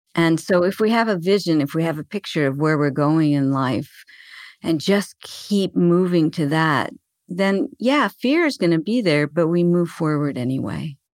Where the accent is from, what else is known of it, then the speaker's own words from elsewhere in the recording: Arizona, United States; I was born in Arizona and I still live here